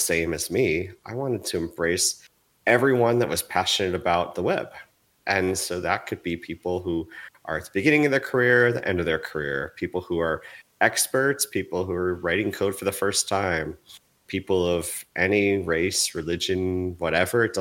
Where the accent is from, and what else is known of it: United States